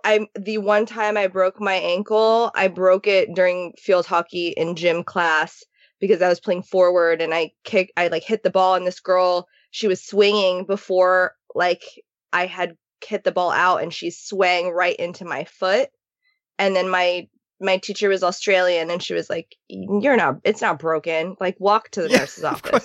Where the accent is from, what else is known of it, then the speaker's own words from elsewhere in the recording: Japan; now in Los Angeles, United States; growing up in Japan